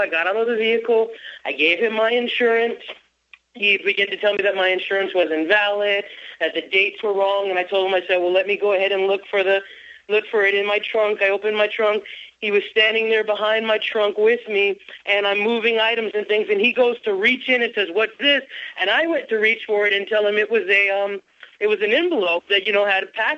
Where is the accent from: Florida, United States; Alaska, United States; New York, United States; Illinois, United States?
Florida, United States; now in California, United States; the state of Florida, which is my home state